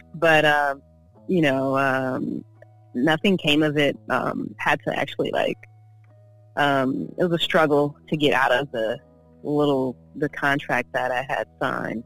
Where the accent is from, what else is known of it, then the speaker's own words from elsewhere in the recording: Oakland, California, United States; also born or lived in San Diego, California / Yuma, Arizona / Berkeley, California / Los Angeles, California; I was born in Oakland, um, raised in Oakland, Berkeley